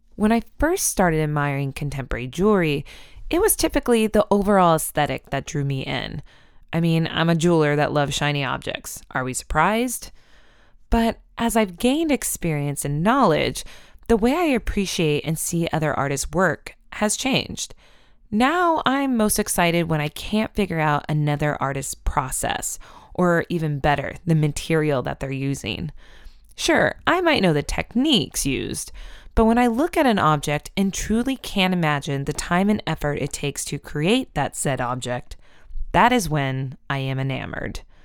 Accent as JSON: {"language": "English", "country": "United States", "also_born_or_lived": "Iowa / Oklahoma", "said": "I'm from Iowa and Oklahoma"}